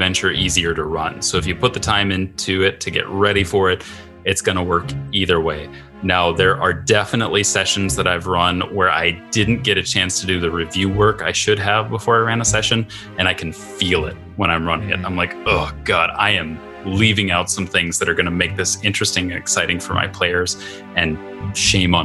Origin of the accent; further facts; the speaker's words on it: Midwest, United States; also born or lived in St. Paul, Minnesota; I'm a Midwesterner